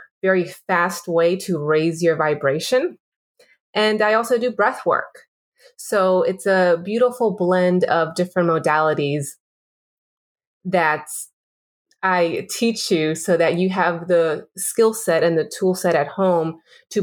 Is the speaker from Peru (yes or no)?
yes; Peru; I'm from Peru